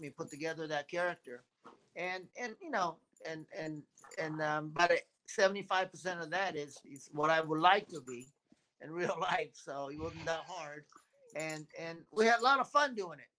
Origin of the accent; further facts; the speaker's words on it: Japan; I was born in Japan, so my my Japanese are uh, certainly um, um, helpful